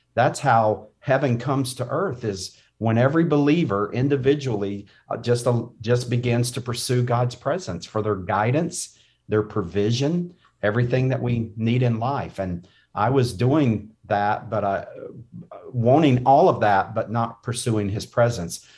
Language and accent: English; North Carolina, United States; I grew up in North Carolina